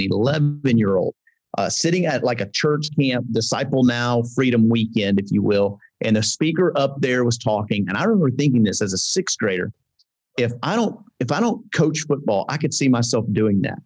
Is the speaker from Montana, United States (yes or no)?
no; Bossier City, Louisiana, United States; I grew up in Bossier City, Louisiana